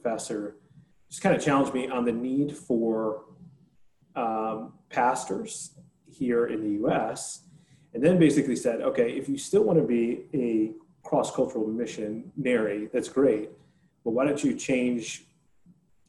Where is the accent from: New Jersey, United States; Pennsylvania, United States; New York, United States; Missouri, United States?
New Jersey, United States; Northern; moved away as an adult; also born or lived in Lynchburg, Virginia; I grew up playing ice hockey, and I grew up in Northern New Jersey